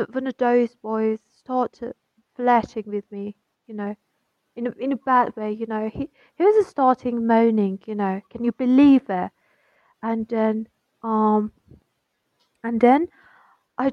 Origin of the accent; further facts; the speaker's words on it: Iran; I'm from Iran